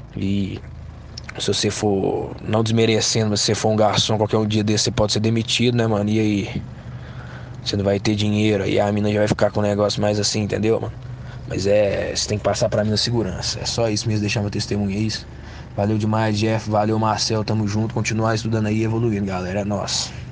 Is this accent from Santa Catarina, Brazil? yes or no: no; Minas Gerais, Brazil; sou de Montes Despacho, Minas Gerais, uma cidadezinha bem pequena